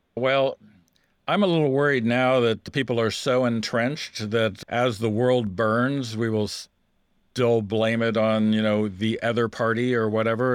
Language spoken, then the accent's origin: English; United States; I, as an American